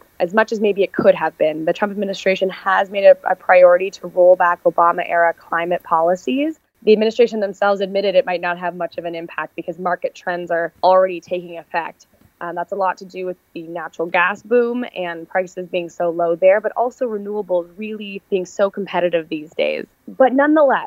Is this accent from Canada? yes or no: yes; Milton, Ontario, Canada; moved away as an adult; also born or lived in New York / Washington, D.C.; now in Los Angeles, United States; I grew up in Milton, Ontario, on a horse farm there